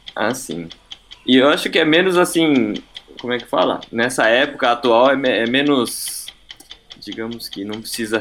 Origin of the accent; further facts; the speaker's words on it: Brazil; moved away as an adult; also born or lived in Japan; eu nasci aqui em Baltimore, aqui no Brasil, né? E desde criança sempre vivi aqui no Dendote, aqui na sede.